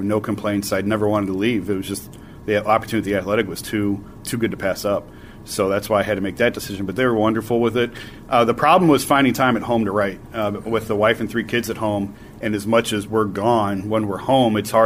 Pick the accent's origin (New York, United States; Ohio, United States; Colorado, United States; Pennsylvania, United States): Ohio, United States; Northeast; I'm from Northeast Ohio